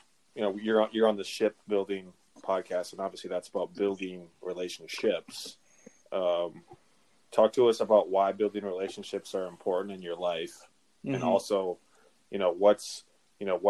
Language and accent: English; Grafton, North Dakota, United States; now in Twin Cities, United States; are you from North Dakota? And I said, yes, sir, I am. And he said, where are you from? I said, Grafton